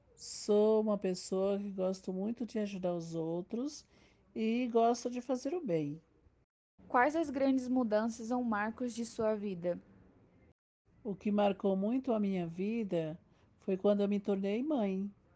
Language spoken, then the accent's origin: Portuguese; Caracol, Piauí, Brazil; Nasci na cidade de Caracol, estado do Piauí